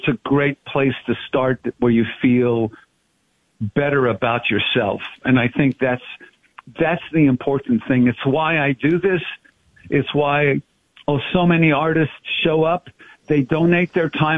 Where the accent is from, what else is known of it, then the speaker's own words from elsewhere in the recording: Montreal, Quebec, Canada; I'm the third of four brothers, born and raised in Montreal.